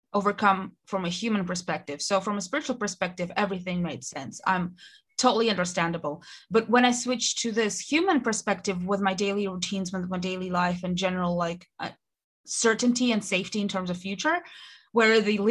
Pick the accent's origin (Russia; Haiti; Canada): Russia; moved away as an adult; now in United Kingdom; I am originally from Russia, moved to the UK when in 2014 to study, stayed here.